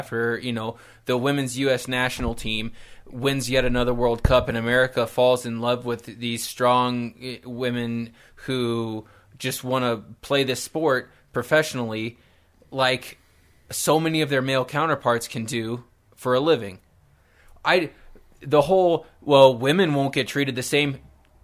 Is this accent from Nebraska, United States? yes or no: yes; Nebraska, United States; I come from Nebraska